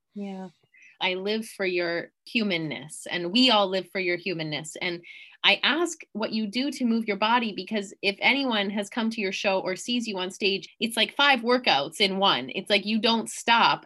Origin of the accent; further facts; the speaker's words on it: Canada; being a Canadian